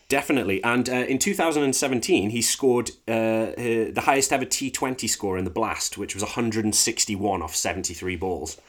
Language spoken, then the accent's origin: English; Stoke-on-Trent, West Midlands, United Kingdom; I'm from Stoke on Trent, so it's right in the middle of Manchester Originals